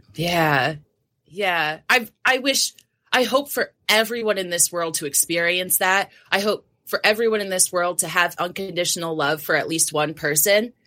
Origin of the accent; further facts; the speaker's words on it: New Jersey, United States; So I grew up in New Jersey. So, Jersey Gal.